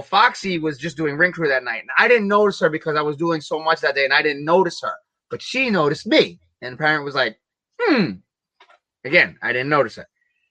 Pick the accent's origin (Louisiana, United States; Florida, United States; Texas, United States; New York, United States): New York, United States; New York City; I grew up in Williamsburg, Brooklyn. Though I'm Puerto Rican